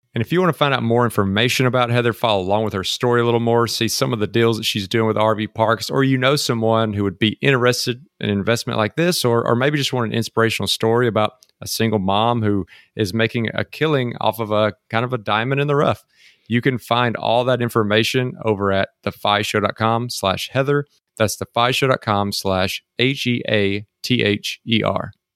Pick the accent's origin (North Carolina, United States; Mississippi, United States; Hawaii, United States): Mississippi, United States; now in Texas, United States; came back home to Mississippi